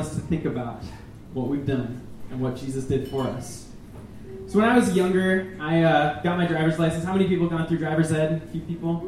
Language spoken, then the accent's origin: English; Minnesota, United States; I'm from Minnesota